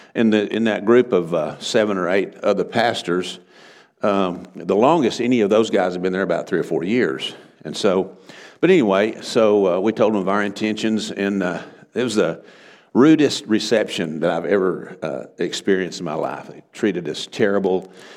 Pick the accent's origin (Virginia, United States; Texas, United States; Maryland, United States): Texas, United States; Texas Panhandle, United States; moved away as an adult; now in Oklahoma, United States; I'm from the Texas Panhandle. That's why I talk so funny.